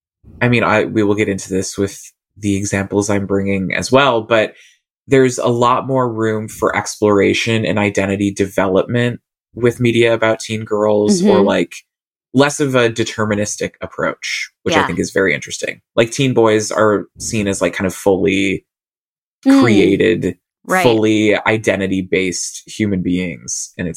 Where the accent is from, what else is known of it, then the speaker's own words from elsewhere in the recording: Australia; I'm Australian.